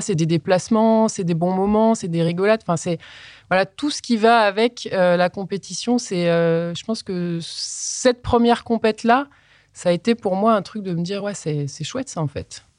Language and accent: French; Colombe, Auvergne-Rhône-Alpes, France; also born or lived in Voiron; je suis né à Voiron et j'ai grandi dans un petit village qui s'appelle Colombe.